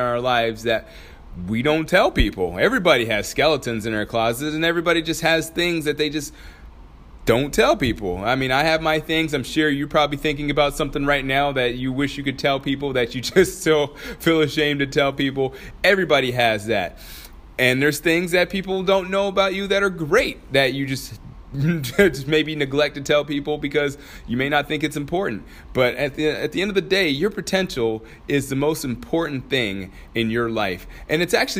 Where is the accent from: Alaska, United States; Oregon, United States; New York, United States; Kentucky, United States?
Alaska, United States; Anchorage; moved away; my hometown, Anchorage, Alaska